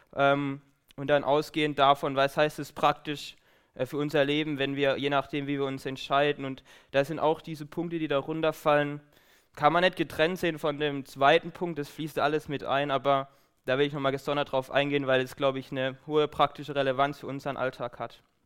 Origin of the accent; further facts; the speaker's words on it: Baden-Württemberg, Germany; moved away as an adult; now in Aachen, Germany; ich komme aus Baden